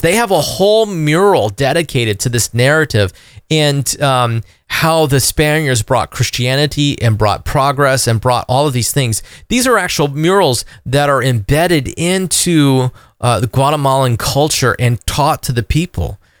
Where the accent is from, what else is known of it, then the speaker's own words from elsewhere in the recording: Florida, United States; I'm an American first, but I'm also a southerner. I'm also a Floridian